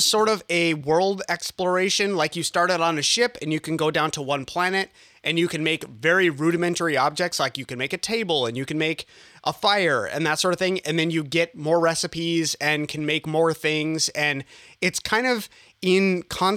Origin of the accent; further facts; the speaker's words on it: Northern Minnesota, United States; moved away as an adult; now in Northern California, United States; I'm actually from Northern Minnesota and I moved out